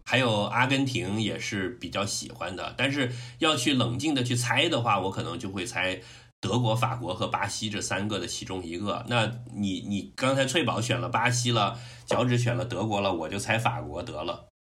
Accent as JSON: {"language": "Chinese", "region": "Guangdong", "country": "China", "said": "我作为一个嗯。广东人的骄傲"}